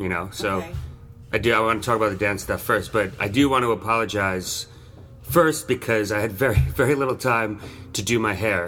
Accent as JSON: {"language": "English", "area": "Long Island", "region": "New York", "country": "United States", "tie": "born or raised there", "also_born_or_lived": "Queens", "said": "I was born in Queens and grew up in Long Island"}